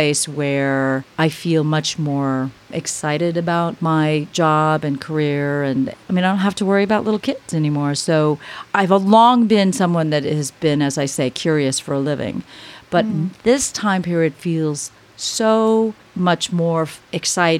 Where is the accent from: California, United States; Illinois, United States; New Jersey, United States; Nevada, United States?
California, United States; Los Angeles; moved away as an adult; I was able to make it back to Los Angeles, which is my hometown